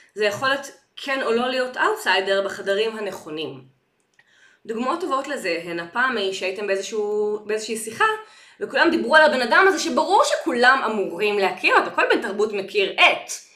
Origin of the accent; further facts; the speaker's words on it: Ramat Gan, Tel Aviv District, Israel; אני גדלתי ברמת חן